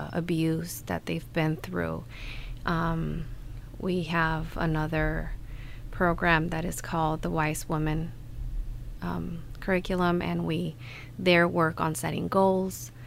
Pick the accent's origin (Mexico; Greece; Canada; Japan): Mexico; moved away as an adult; also born or lived in Ohio, United States; now in Kalamazoo, United States; I grew up in Mexico. I just moved here last year in August. I was born in the state of Ohio, and my parents took me back to Mexico when I was a baby